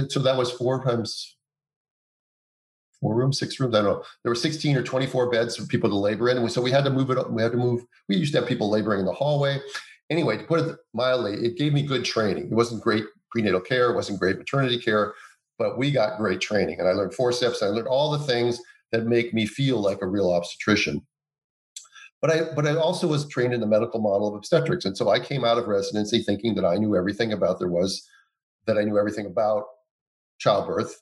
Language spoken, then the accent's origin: English; Minnesota, United States; the University of Minnesota, which was my home state